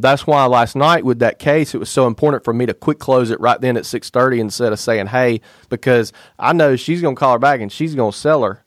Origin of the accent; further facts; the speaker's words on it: Alabama, United States; we are both from Alabama